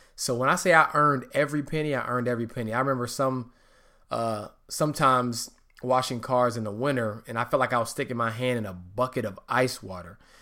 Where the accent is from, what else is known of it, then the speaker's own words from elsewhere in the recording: Charlotte, North Carolina, United States; also born or lived in Hartford, Connecticut / Atlanta, Georgia; I was raised in Charlotte, North Carolina, also known as the Queen City.